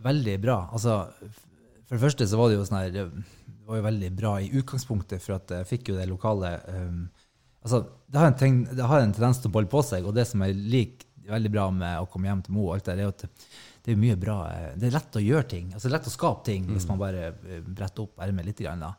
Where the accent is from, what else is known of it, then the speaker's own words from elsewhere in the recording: Hemnesberget, Nordland, Norway; moved away as an adult; jeg er fra Hemnesberget